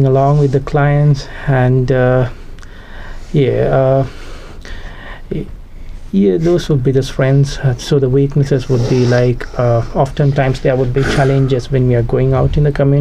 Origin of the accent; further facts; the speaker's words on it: Sri Lanka; moved away as an adult; now in New Zealand; I'm originally from Sri Lanka. I came to New Zealand for higher studies